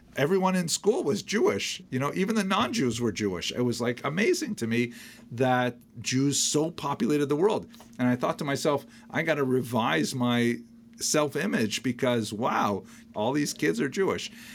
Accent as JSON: {"language": "English", "town": "Iroquois Falls", "region": "Ontario", "country": "Canada", "tie": "born or raised there", "said": "When I was first growing up in Iroquois Falls"}